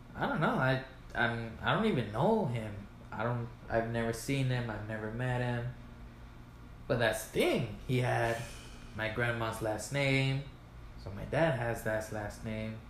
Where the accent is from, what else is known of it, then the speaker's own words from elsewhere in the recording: El Paso, Texas, United States; I was born in El Paso